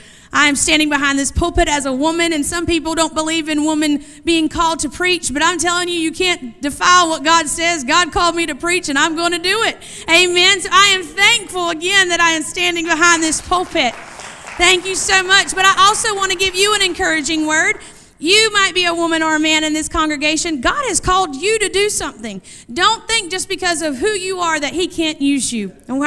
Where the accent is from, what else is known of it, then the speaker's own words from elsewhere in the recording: Vanceboro, North Carolina, United States; I'm not sure how hurricane you guys get, but I'm from Vanceboro, so we get the winds.